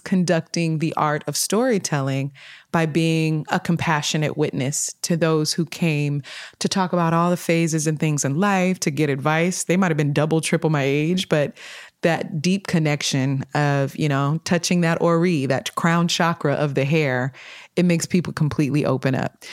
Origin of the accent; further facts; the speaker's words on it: Sacramento, California, United States; also born or lived in Detroit, Michigan; grew up in Sacramento, California, between twenty-ninth Street, Southside, Oak Park area. Yeah, I was born in Detroit, Michigan, but my mother brought me here when I was a little bundle